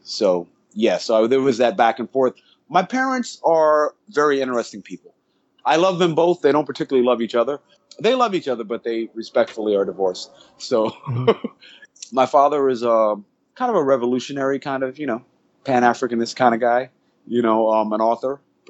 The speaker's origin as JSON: {"language": "English", "town": "St. Croix", "country": "U.S. Virgin Islands", "tie": "born or raised there", "also_born_or_lived": "Charlotte, North Carolina", "said": "Yes, I came from the Caribbean. Yes. I was born in St. Croix, U.S. Virgin Islands."}